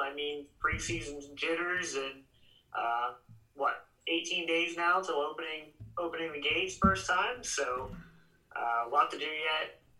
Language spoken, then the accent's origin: English; Martinsburg, Pennsylvania, United States; Yeah, I am from Martinsburg, which is, you know, kind of the satellite town of Altoona, more cows than people